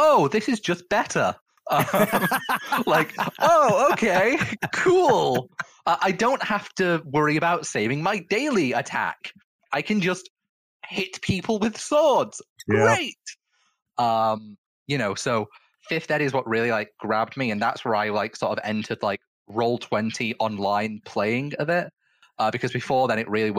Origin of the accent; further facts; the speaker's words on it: Manchester, North West England, United Kingdom; I'm from Manchester